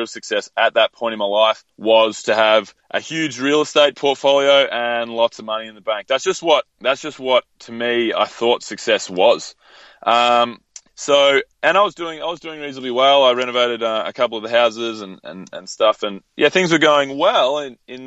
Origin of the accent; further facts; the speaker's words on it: Mornington Peninsula, Victoria, Australia; now in Melbourne, Australia; I grew up in a little coastal area called the Mornington Peninsula